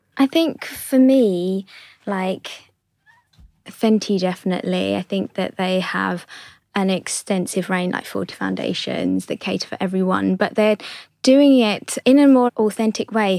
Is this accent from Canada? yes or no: no; London, United Kingdom; my parents are from Hong Kong, but I was born in London